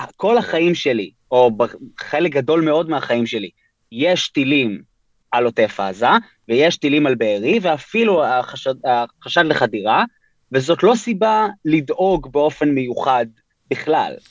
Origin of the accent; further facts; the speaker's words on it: Tel Aviv, Tel Aviv District, Israel; also born or lived in New York, United States; אני בן 31, גדלתי בתל אביב. נולדתי בניו יורק להורים ישראלים, אבל בגיל שנתיים וקצת עלינו לארץ